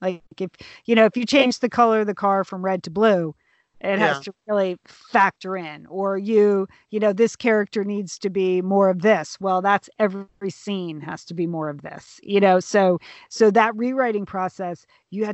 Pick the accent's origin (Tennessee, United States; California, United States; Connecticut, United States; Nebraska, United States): Connecticut, United States; moved away; we grew up in Connecticut